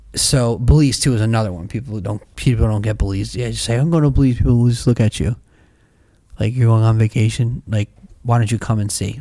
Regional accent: United States; I'm an American second, first I'm a Christian

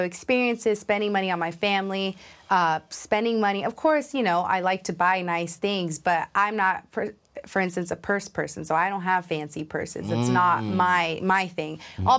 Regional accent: New York, United States; now in Atlanta, United States; I recently moved during the pandemic to Atlanta, Georgia.

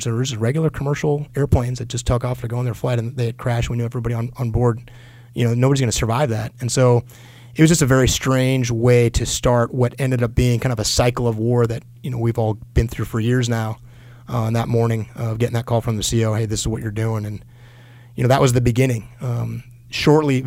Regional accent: Southern California, United States; I grew up in Southern California

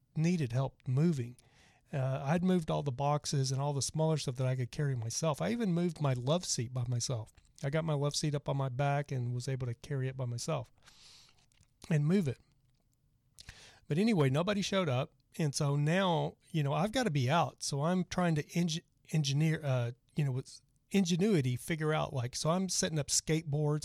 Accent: Dallas, Texas, United States; I'm actually from Dallas

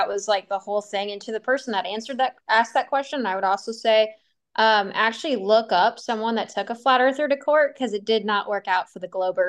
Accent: Montana, United States; I'm from Montana.

